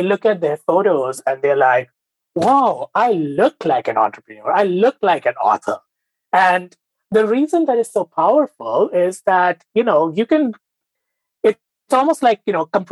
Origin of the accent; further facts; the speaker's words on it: Mumbai, Maharashtra, India; moved away as an adult; now in United States; I grew up in India, in Mumbai. I had a very typical Bengali upbringing, so to speak.